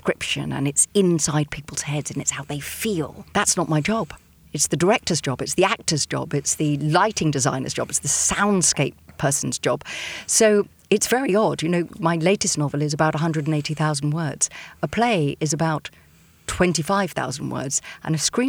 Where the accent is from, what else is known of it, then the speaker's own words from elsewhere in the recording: Chichester, South East England, United Kingdom; my hometown is Chichester in West Sussex